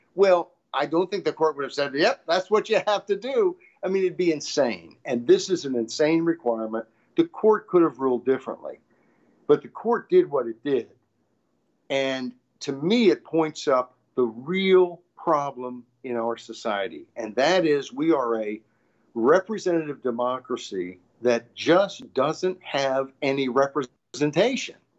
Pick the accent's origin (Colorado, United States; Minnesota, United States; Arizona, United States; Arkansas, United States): Arkansas, United States; grew up in Arkansas